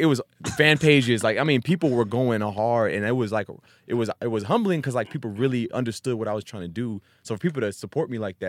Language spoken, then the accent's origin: English; East Coast, United States; when I grew up on the East Coast for most of my time with a military family.